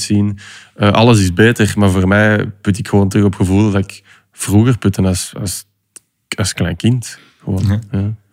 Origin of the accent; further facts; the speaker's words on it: Belgium; Als Belg